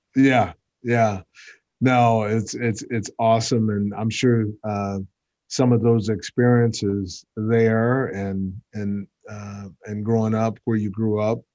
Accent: Texas, United States; I'm a Texan

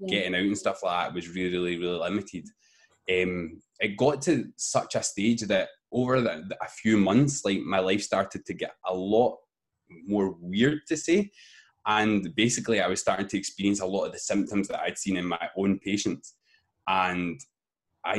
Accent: Glasgow, Scotland, United Kingdom; I come from Scotland in the UK in a place called Glasgow

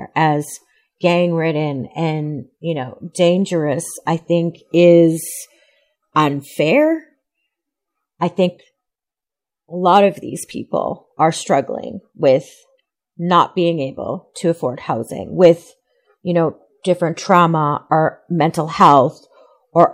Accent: Alberta, Canada; So I'm from Treaty 6 territory. I live just outside of Edmonton.

